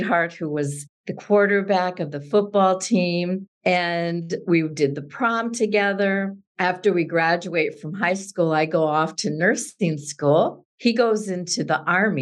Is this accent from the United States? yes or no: yes; South Dakota, United States; Growing up in South Dakota